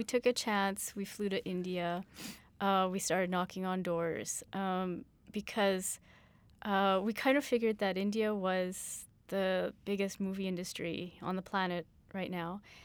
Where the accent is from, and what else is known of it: Canada